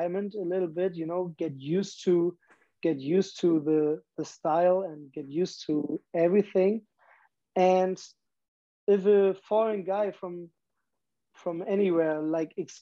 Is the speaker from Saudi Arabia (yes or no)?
no; Germany; moved away as an adult; I'm that guy from Germany